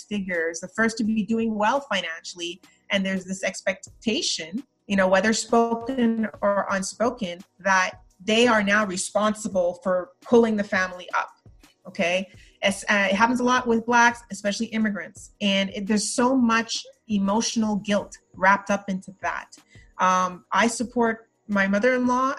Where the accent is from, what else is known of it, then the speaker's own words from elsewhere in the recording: Montreal, Quebec, Canada; moved away as an adult; also born or lived in Trinidad; now in United States; I was raised in Montreal